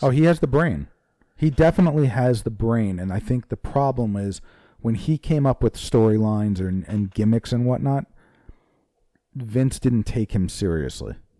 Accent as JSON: {"language": "English", "region": "New Jersey", "country": "United States", "said": "New Jersey"}